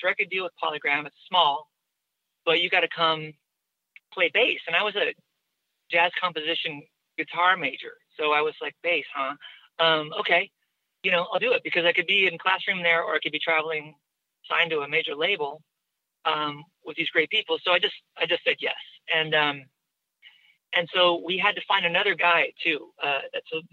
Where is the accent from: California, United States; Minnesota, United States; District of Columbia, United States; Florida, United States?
California, United States; Newport Beach; my hometown in Newport Beach